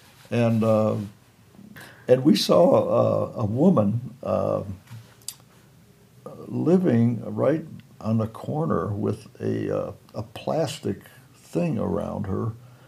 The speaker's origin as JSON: {"language": "English", "town": "Chicago", "region": "Illinois", "country": "United States", "lives_now": "Arkansas, United States", "said": "And I would say Illinois, Chicago."}